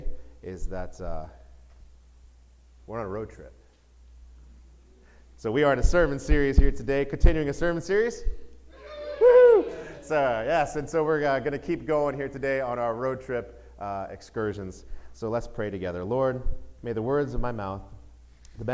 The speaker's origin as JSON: {"language": "English", "region": "Texas", "country": "United States", "tie": "born or raised there", "said": "I was born in Texas, and so it's just part of my blood"}